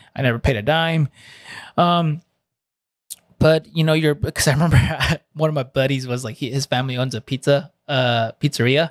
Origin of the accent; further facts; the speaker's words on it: Santa Ana, California, United States; first language Spanish; English is a second language; moved away as an adult; also born or lived in Fountain Valley, California; right next to Santa Ana, which where I was raised in Toledo, Garden Grove